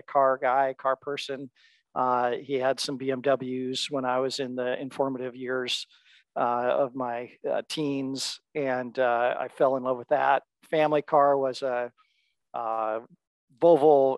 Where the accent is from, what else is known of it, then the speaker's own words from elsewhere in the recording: Seattle, Washington, United States; also born or lived in Bellingham, Washington / Chicago; born and raised in Seattle